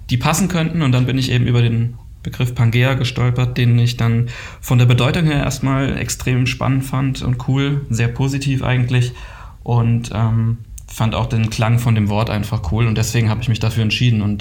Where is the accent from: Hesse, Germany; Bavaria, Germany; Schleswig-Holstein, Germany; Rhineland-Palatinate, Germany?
Rhineland-Palatinate, Germany; Kaiserslautern; moved away as an adult; now in Cologne, Germany; 2006, äh, nach meinem Abitur bin ich dann aus Kaiserslautern hergekommen zum äh, mm. Studieren.